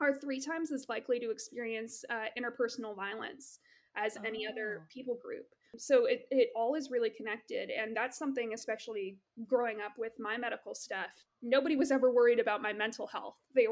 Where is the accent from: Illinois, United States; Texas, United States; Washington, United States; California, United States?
Texas, United States; I am from Texas